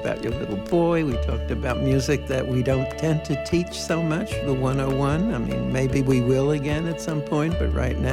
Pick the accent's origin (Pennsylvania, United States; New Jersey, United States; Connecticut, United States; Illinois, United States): New Jersey, United States; Public schools, where I grew up in New Jersey, we had music constantly